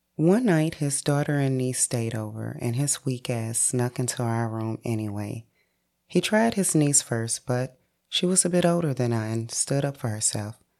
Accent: St. Louis, Missouri, United States; born and raised in St. Louis, Missouri

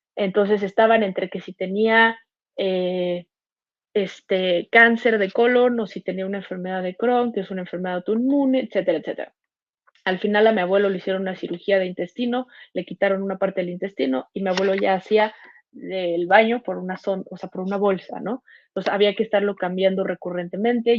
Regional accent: Mexico City, Mexico; Yo soy de Ciudad de México.

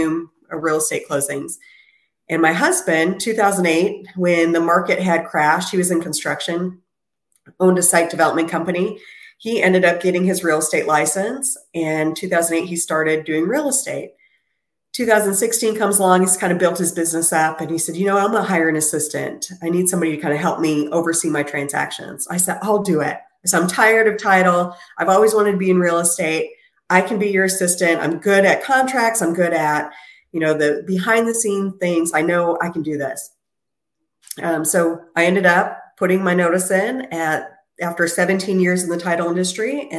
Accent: Minneapolis, Minnesota, United States; moved away; That's where I'm originally from, Minneapolis, Minnesota

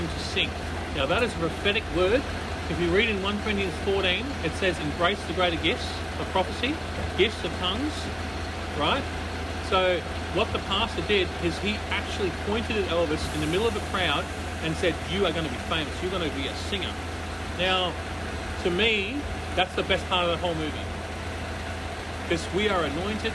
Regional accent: Sydney, New South Wales, Australia; moved away; also born or lived in Canberra; I grew up in Sydney. I grew up under a bridge.

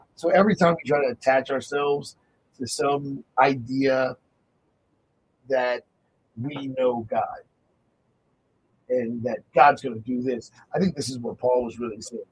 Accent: United States; being American

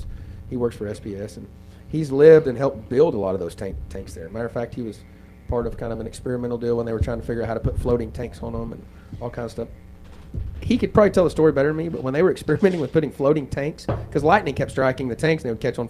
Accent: Roosevelt, Oklahoma, United States; born or raised there; also born or lived in Hobart, Oklahoma; now in Ripley, United States

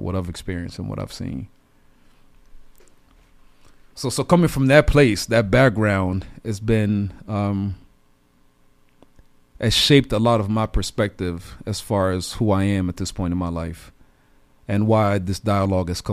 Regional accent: DR Congo; I'm originally from the Democratic Republic of Congo. Saw a lot of things growing up

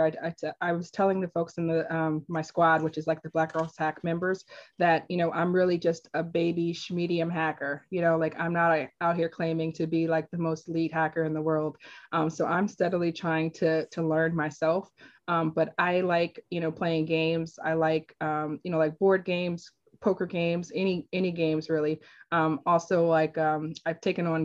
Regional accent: Washington, District of Columbia, United States; moved away as an adult; now in Virginia, United States; I'm from Northeast DC originally

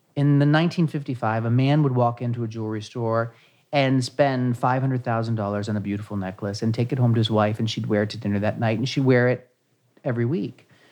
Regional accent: Ohio, United States; moved away as an adult; now in New York City, United States; I'm originally from Ohio, a small town in Ohio that I grew up there. And then in 1994, I actually moved here to New York City.

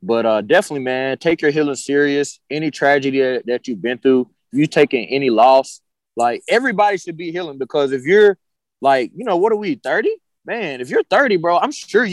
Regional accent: United States; also born or lived in Costa Rica; I'm from here, but I grew up in Costa Rica, you know, because I was traveling there since 21 years old

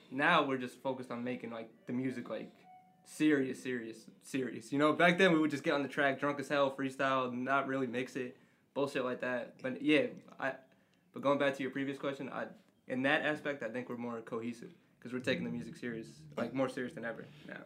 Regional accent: Jersey City, New Jersey, United States; I grew up in Jersey City my whole life

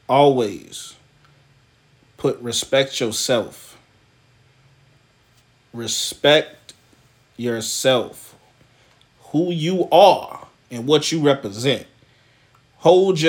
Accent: the South, United States; I'm from the South. We say honey, we say darling. That's how we talk

